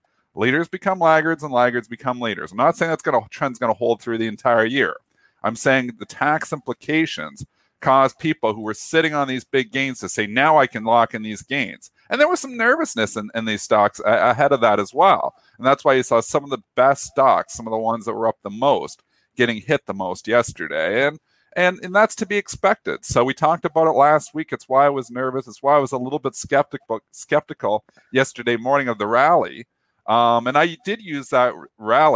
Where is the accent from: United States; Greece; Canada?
Canada; as a Canadian